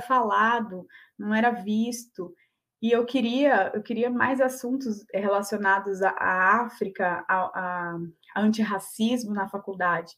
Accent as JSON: {"language": "Portuguese", "town": "Olímpia", "region": "São Paulo", "country": "Brazil", "said": "eu sou de Olímpia, interior de São uhum. Paulo"}